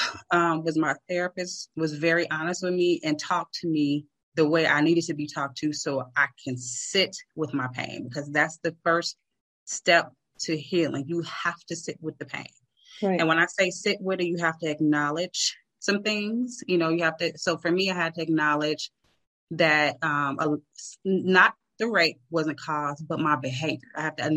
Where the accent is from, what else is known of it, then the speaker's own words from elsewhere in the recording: Chicago, Illinois, United States; I'm from Chicago.